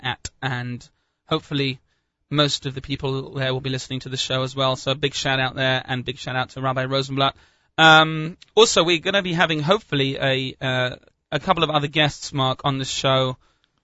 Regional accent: England, United Kingdom; now in United States

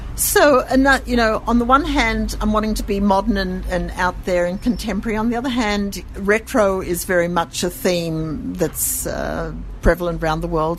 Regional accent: Sydney, New South Wales, Australia; accent: Australian; moved away as an adult; now in Jerusalem, Israel; I come from Sydney, and there the you know the, the Jewish community is wonderful.

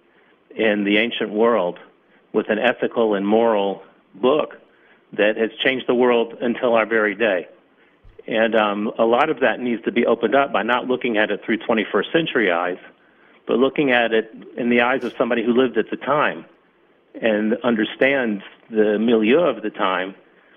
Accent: Atlanta, Georgia, United States; born or raised there; moved away as an adult; now in Israel

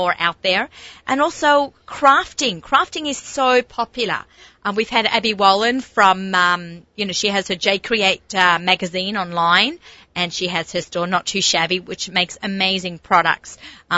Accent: Australia; moved away; when I grew up in Australia

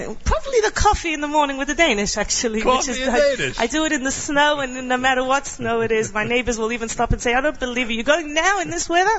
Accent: Australia

